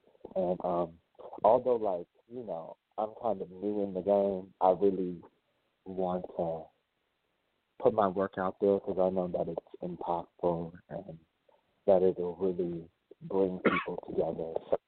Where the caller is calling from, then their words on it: New Orleans, Louisiana, United States; also born or lived in Minneapolis, Minnesota; I'm calling from New Orleans, but my phone number is a Minnesota, Minneapolis phone number.